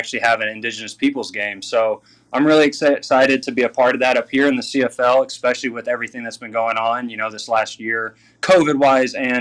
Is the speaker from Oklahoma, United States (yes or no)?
yes; Southwest Oklahoma, United States; moved away as an adult; now in Canada; growing up in Southwest Oklahoma